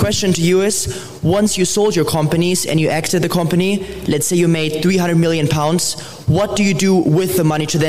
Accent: Munich, Bavaria, Germany; I'm from Munich, Germany.

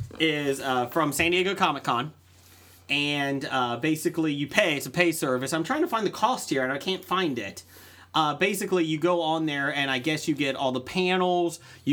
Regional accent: Moscow, Russia; now in Mississippi, United States; That's what I want to see in my life, is a real Russian Southerner. I'm from Moscow, but I live in Mississippi.

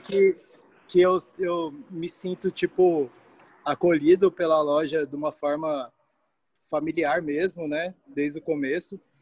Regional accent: Goiânia, Goiás, Brazil; moved away; also born or lived in São José; fui tentar vaga num colégio que eu estudei quando eu era criança, que eu nasci em Goiânia

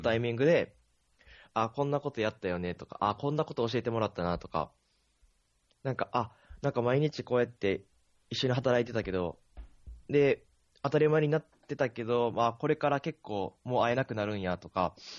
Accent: Akashi, Hyogo, Japan; moved away

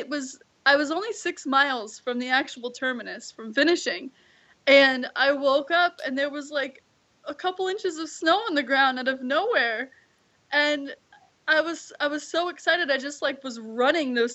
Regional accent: Kailua, Hawaii, United States; I am from Kailua, Hawaii

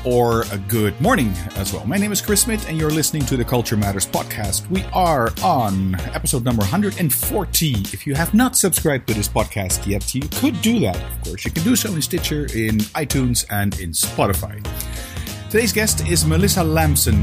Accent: Netherlands

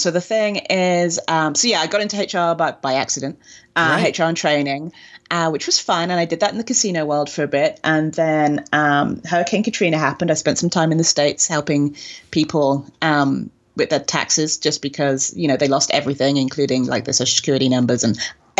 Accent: England, United Kingdom; like I said, in England, it wasn't a thing. And being British, we don't, we understand the tipping culture.

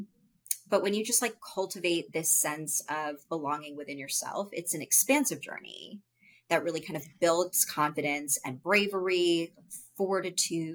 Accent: United States; I was born and I was raised in American culture, with like Hindu culture in my home

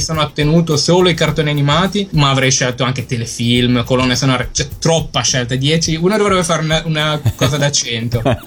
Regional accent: near Genoa, inland Liguria, Italy; now in London, United Kingdom; Vengo dalle parti di Genova

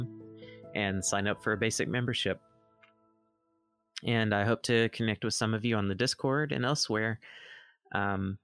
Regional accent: Mississippi, United States; moved away as an adult; also born or lived in Oregon; I've moved back to my home state of Mississippi

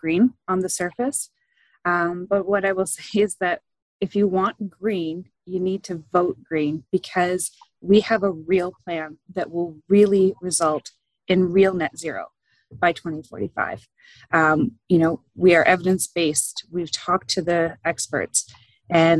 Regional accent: Quinte area, Ontario, Canada; also born or lived in Ajax, Ontario / Toronto / Stirling, Ontario; I was born in Ajax, and I grew up in the Quinte area

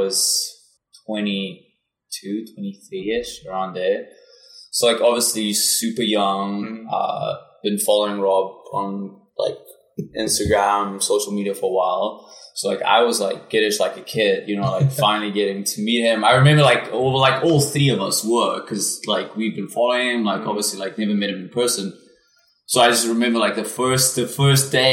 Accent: South Africa; first language Afrikaans; English is a second language; moved away as an adult; now in United States; I'm originally from South Africa. Moved to the United States in 2016

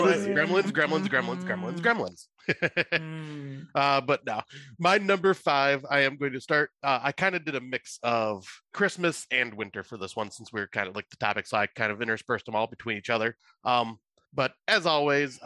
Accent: United States; I am American

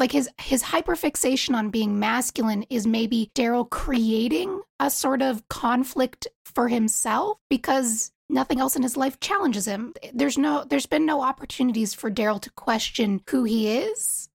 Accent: East Coast, United States; I'm from the East Coast

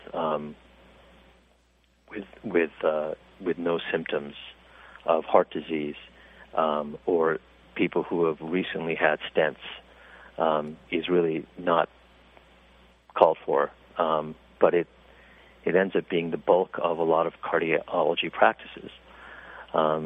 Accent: California, United States; When I was growing up in California

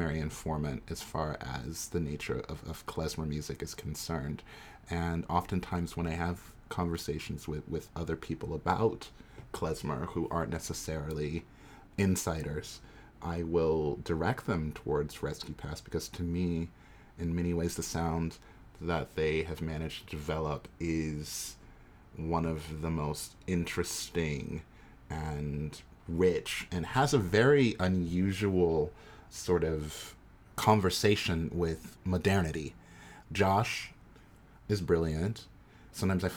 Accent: New York, United States; moved away as an adult; also born or lived in Oakland; I'm from New York, but I'm moving to Oakland next week

